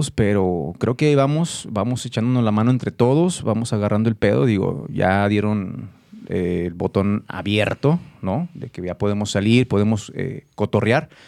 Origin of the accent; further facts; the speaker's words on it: Ciudad Juárez, Chihuahua, Mexico; now in Guadalajara, Mexico; Que yo soy de Juárez